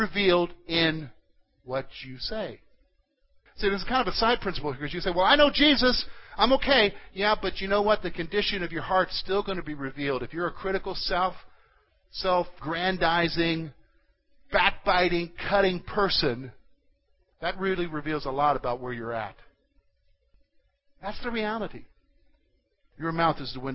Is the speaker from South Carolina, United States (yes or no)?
yes; South Carolina, United States; moved away; I grew up in South Carolina